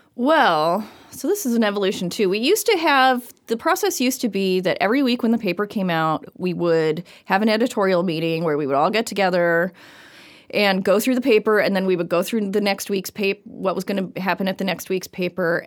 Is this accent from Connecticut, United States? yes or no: no; Everett, Washington, United States; now in Bellingham, United States; I am originally from Everett, Washington.